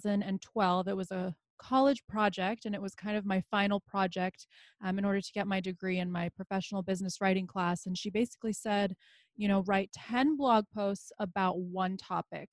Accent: Los Angeles, California, United States; first language Bosnian; moved away as an adult; also born or lived in Bosnia / Philadelphia, Pennsylvania; now in Tucson, United States; So we ended up moving to LA. And that's really where I considered home and where I grew up, because that was the longest place I'd ever lived

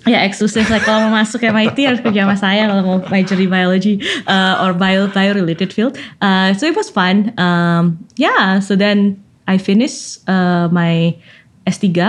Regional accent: Malang, East Java, Indonesia; moved away as an adult; also born or lived in Berkeley; now in Cambridge, Massachusetts, United States; sekolah sampai selesai SMA di Malang, uh, di Santo Yusuf Malang

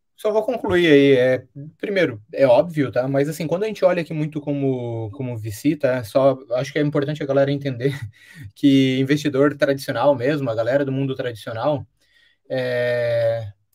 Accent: Brazil

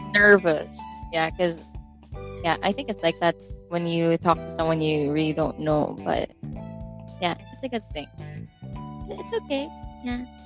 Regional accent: Philippines; I'm I'm Filipino

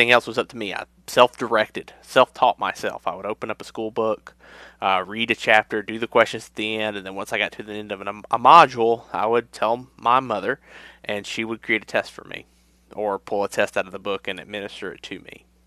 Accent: Mid-South, United States; I grew up in a very rural area in the Mid-South

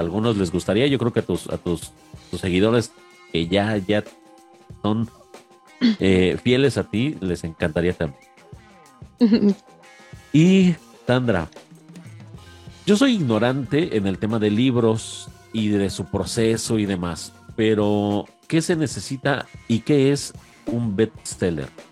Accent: Mexico; aquí a mi tierra mexicana

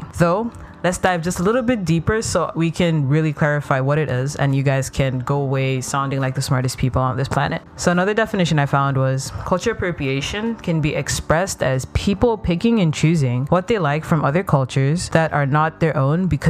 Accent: Ethiopia; moved away; I grew up in Ethiopia.

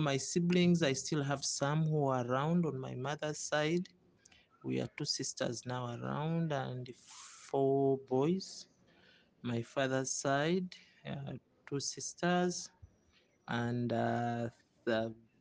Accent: Masaka, Bukomansimbi, Central Region, Uganda; I come from Masaka, Bukoma, Simbi

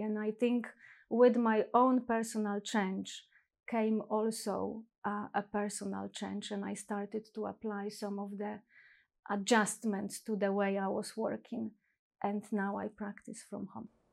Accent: Poland; moved away as an adult; now in London, United Kingdom; I was born and raised in Poland, and I think that also shaped the person that I am today. Um, and twenty years ago, I moved to this country, which is England, London

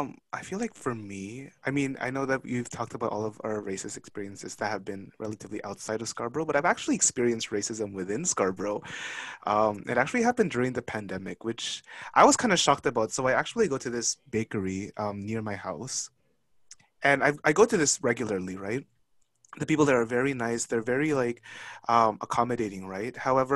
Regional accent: Philippines; Mind you, I am a Filipino, so I'm not even Chinese to begin with.

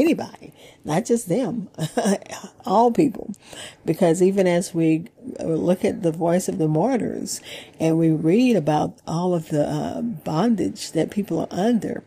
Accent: Opelousas, Louisiana, United States; we grew up in Opelousas

